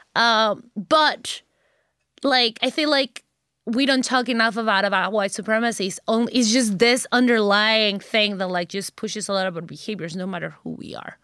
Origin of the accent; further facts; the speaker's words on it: Mexico; English is a second language; moved away; I'm Mexican, born and bred